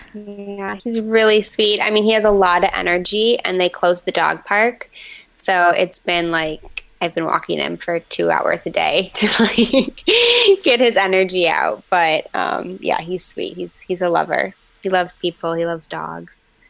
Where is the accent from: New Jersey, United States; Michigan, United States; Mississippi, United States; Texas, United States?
Michigan, United States; Livonia; It's a, like a smaller town called Livonia, right outside of uh, Metro Detroit